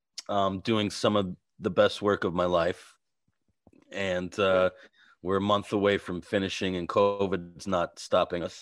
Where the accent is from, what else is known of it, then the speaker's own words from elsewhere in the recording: New York, United States; also born or lived in Brooklyn; I grew up in New York